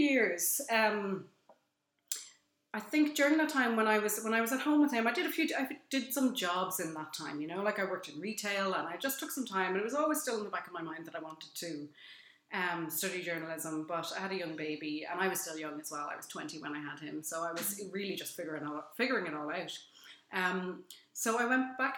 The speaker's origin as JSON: {"language": "English", "town": "Dublin", "region": "Leinster", "country": "Ireland", "tie": "born or raised there", "said": "where I grew up in Dublin"}